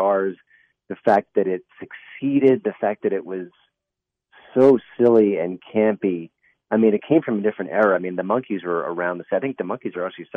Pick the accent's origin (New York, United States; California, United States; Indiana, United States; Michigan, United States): New York, United States; I grew up in New York